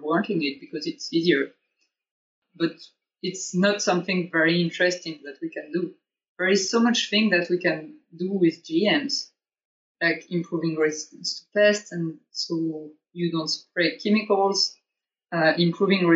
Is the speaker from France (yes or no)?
yes; south of France, France; now in Germany; I'm from too, south of France